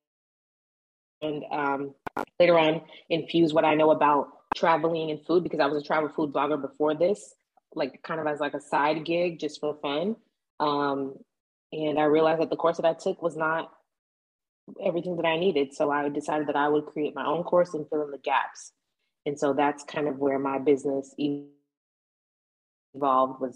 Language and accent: English; Florida, United States; moved away as an adult; now in Dallas, United States; I am originally from Florida. I lived in Florida most of my life. I just recently moved to Dallas, Texas.